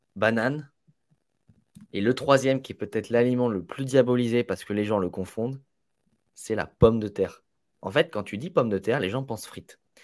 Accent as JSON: {"language": "French", "country": "Italy", "said": "je suis italien"}